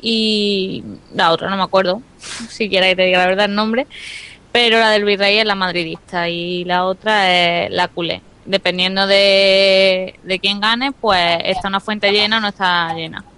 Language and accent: Spanish; a village in the province of Córdoba, Andalusia, Spain; mi pueblo, porque lo que es en Córdoba Capital nunca eh, he estado en ninguna celebración